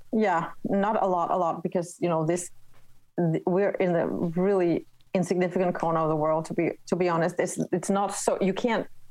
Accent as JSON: {"language": "English", "country": "Denmark", "first_language": "Danish", "second_language": "English", "said": "my native tongue danish"}